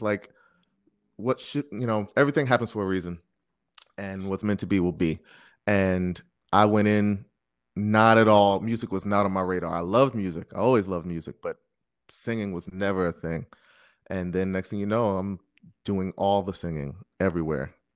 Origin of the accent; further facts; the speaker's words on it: Jersey City, New Jersey, United States; also born or lived in Brooklyn, New York; I'm originally from Brooklyn, New York